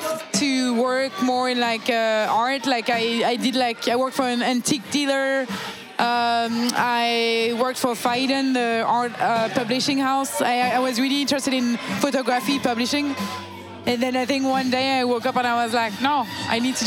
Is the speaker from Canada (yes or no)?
no; France; accent: French; English is a second language; moved away as an adult; now in New York, United States; I have not lost my French accent